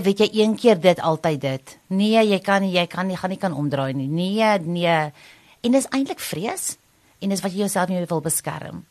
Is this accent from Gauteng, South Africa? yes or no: yes; Pretoria, Gauteng, South Africa; also born or lived in Potchefstroom; ek het Pretoria groot geword en ek het net gaan swat in Potch 4 jaar en toe teruggekom Pretoria toe